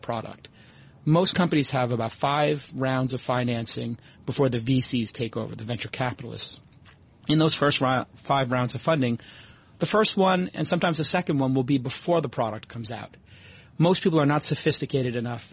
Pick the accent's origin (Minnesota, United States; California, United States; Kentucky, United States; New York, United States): New York, United States; moved away; also born or lived in Brooklyn / Silicon Valley; being a New Yorker